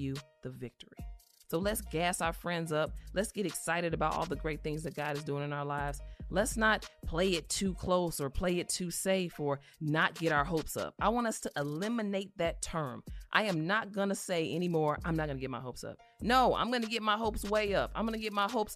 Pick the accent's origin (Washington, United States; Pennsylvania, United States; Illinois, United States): Illinois, United States; Chicago; moved away; my hometown of Chicago